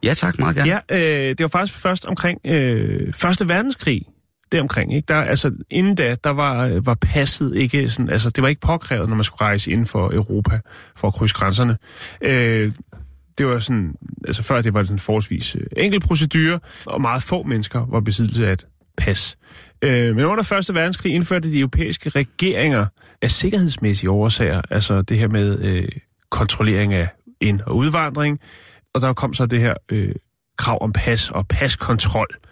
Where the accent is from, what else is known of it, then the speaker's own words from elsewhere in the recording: Denmark; jeg er fra Danmark